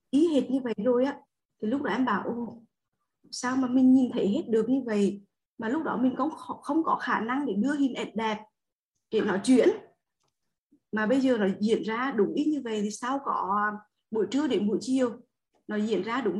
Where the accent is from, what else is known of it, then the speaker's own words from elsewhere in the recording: Đông Hà, Quảng Trị, Vietnam; Dạ em sinh ra và lớn lên ở Đông Hà là Quảng Trị thầy.